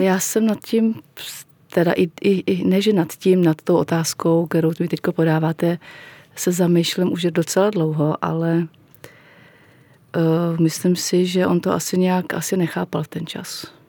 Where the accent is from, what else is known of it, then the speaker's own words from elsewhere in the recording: Plzeň, Plzeň Region, Czechia; když jsem znova chodila do první třídy, to už bylo tady v Plzni